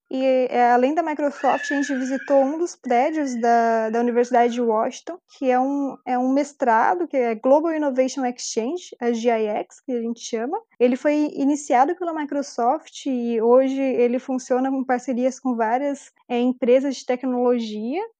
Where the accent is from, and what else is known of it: Brazil